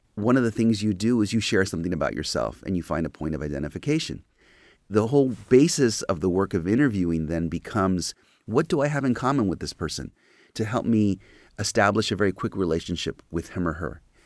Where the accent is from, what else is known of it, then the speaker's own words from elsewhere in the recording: Los Angeles, California, United States; I was seeing my hometown burn, and I was seeing my hometown transformed into a war zone